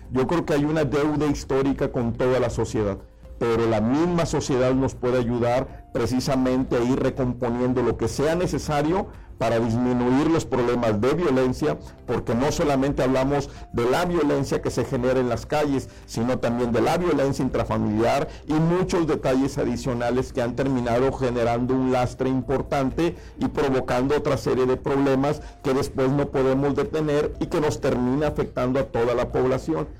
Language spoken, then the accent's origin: Spanish; Tamaulipas, Mexico; Los tamaulipecos no somos mexicanos de segunda